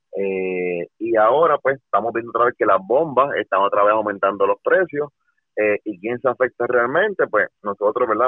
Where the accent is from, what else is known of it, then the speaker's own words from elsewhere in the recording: Puerto Rico; nosotros como puertorriqueños